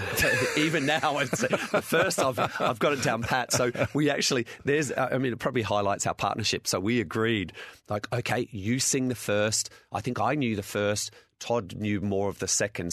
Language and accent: English; Adelaide, South Australia, Australia; I'm from Adelaide